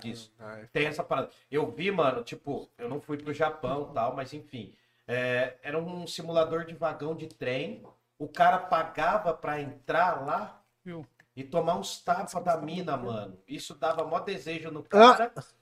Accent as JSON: {"language": "Portuguese", "town": "Jundiaí", "region": "São Paulo", "country": "Brazil", "said": "Nós somos de Jundiaí"}